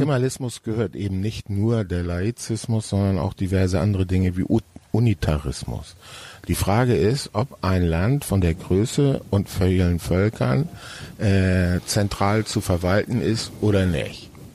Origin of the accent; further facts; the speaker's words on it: Hamburg, Germany; also born or lived in Hesse / Franconia, Bavaria; now in Berlin, Germany; Ich bin zwar in Hamburg geboren, aber mein Vater hat dann eine zunächst erst für Firmen gearbeitet und dann ein eigenes Ingenieurbüro gegründet. Und das hatte zur Folge, dass wir an verschiedenen Orten lebten und ich äh, mehrfach die Schule in verschiedenen Bundesländern wechseln musste